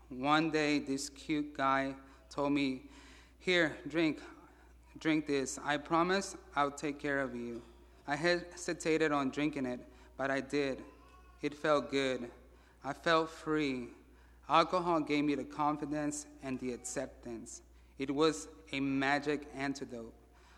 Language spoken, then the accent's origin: English; Mexico City, Mexico; born there; I was born in Mexico City, September 14, 1977. I am the oldest out of three siblings.